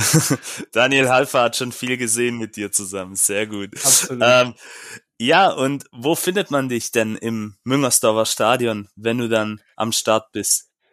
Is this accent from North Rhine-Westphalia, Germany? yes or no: no; Stuttgart, Baden-Württemberg, Germany; als Stuttgarter